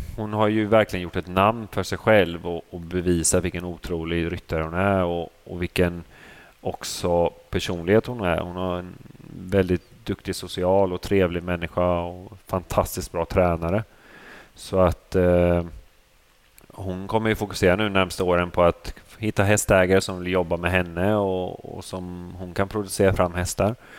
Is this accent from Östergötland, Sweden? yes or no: yes; Motala, Östergötland, Sweden; also born or lived in Vadstena; jag kommer från eh, Motala Vadstena från början